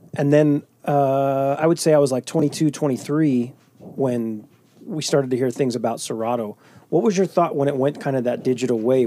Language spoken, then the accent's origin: English; Magna, Utah, United States; also born or lived in West Valley City, Utah; I spent a little bit of time, uh, seventh and eighth grade at Valley, and then I moved out, uh, back out to Magna